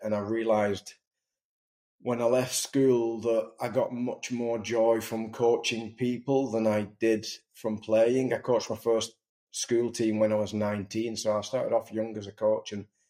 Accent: Wigan, North West England, United Kingdom; I grew up in Wigan with a rugby ball in my mouth and, you know, bred into the world of rugby league and living in a town like Wigan

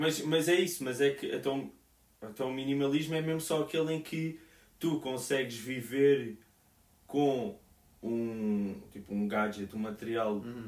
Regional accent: Portugal; now in Portland, United States; nós em Portugal

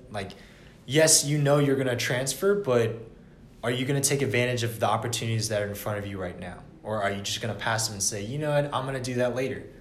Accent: Atlanta, Georgia, United States; I was born and raised in Atlanta for 20 years

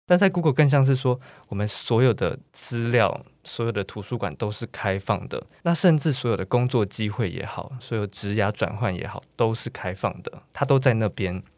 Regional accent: Taiwan; 我们台湾

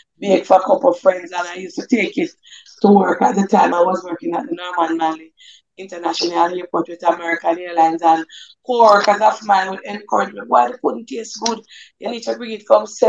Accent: Jamaica; also born or lived in Red Hills, St. Andrew, Jamaica; I grew up in St. Andrew, St. Catherine. That's in Above Rocks

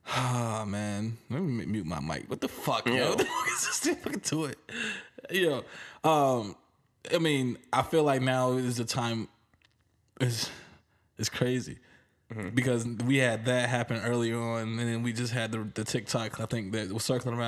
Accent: the South, United States; I'm from the South

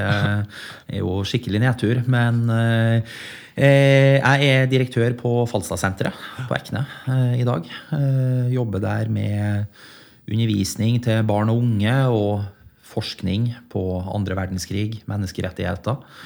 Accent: Leksvik, Trøndelag, Norway; also born or lived in Middle East; Det var jo et knakende dynamisk industrimiljø i Leksvika, der jeg kommer fra.

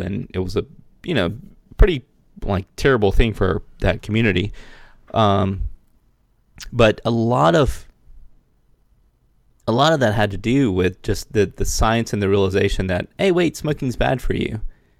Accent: Mullins, South Carolina, United States; I grew up in Mullen, South Carolina, which was like one of the leading tobacco markets in North America in the 70s and 80s.

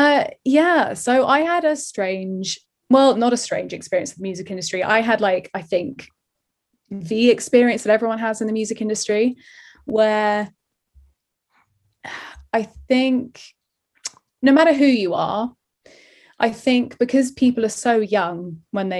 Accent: London, United Kingdom; the circle of people that I kind of grew up with in Ealing

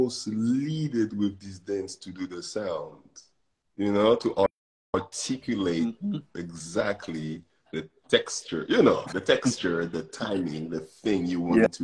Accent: Martinique; English is a second language; moved away; also born or lived in France; I grew up in a French country in the Caribbean

